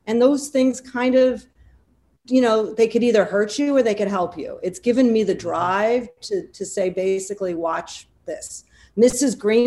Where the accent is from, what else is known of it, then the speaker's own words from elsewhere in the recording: Wilmette, Illinois, United States; moved away as an adult; also born or lived in New York; I grew up in Chicago, actually the suburbs of Chicago, a small town called Wilmette, went to New Trier High School